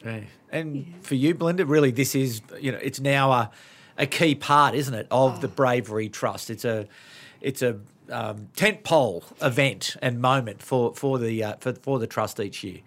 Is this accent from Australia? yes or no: yes; Sydney, New South Wales, Australia; I grew up in Sydney